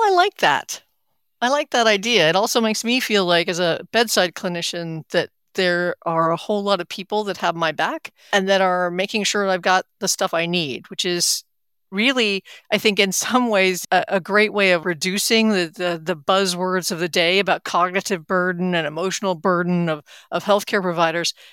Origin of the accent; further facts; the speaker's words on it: Atlanta, Georgia, United States; from right here in Atlanta, my hometown